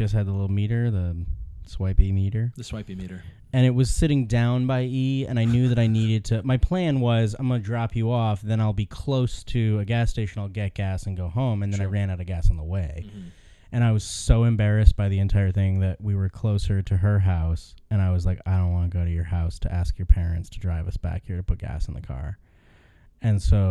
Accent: Ohio, United States; growing up in Ohio, where everything is very far from each other

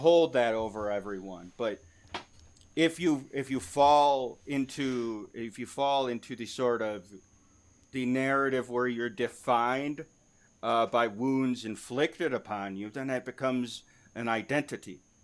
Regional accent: Michigan, United States; my home state of Michigan

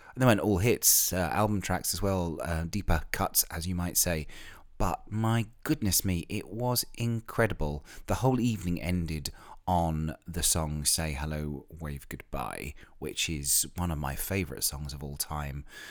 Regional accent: Ilfracombe, South West England, United Kingdom; moved away; I spent most of my teenage years living in a seaside town in North Devon called Ilfracombe, which is in the west country of England

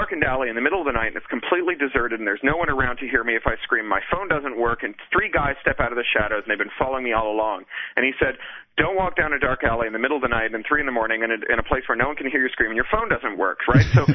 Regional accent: Toronto, Ontario, Canada; moved away as an adult; also born or lived in Los Angeles, United States; now in London, United Kingdom; I'm an expatriate from Toronto. Haven't lived there in like a decade now

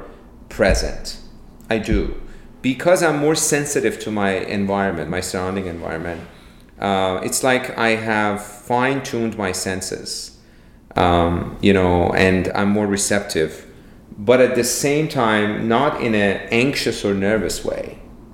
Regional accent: Iran; moved away; I'm originally from Iran

